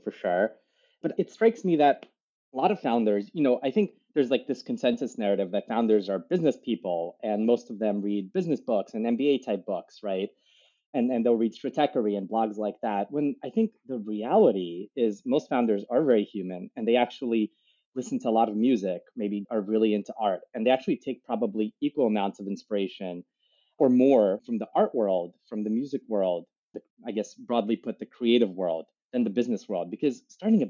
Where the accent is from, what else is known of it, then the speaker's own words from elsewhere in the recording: New York, United States; I was born in New York